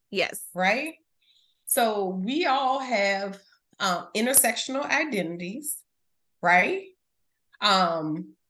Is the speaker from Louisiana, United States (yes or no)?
yes; New Orleans, Louisiana, United States; from the West Bank.